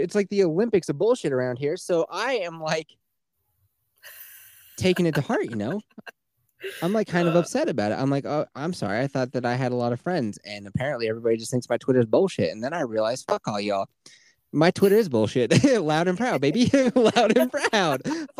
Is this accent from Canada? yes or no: yes; Canada; I'm from Canada.